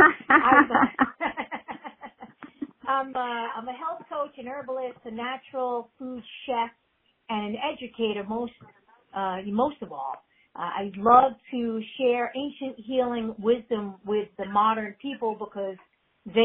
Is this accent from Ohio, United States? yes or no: no; New York City, New York, United States; also born or lived in Manhattan; I grew up, I'm a native New Yorker. I've been here 51 years, going on 52 years. I grew up in Queens, New York